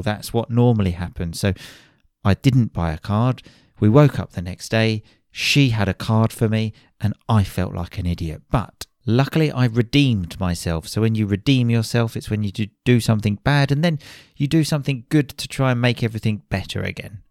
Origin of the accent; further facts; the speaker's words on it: Chelmsford, East of England, United Kingdom; back to my hometown, Chelmsford in Essex